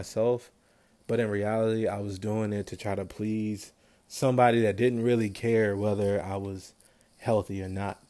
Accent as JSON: {"language": "English", "region": "Maryland", "country": "United States", "said": "I'm from Maryland."}